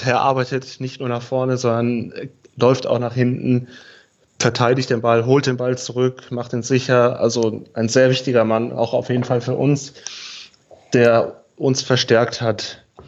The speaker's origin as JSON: {"language": "German", "area": "near Aschaffenburg", "region": "Bavaria", "country": "Germany", "also_born_or_lived": "Heidenheim", "moved": "as an adult", "said": "Ich komme ursprünglich aus der Nähe von Aschaffenburg."}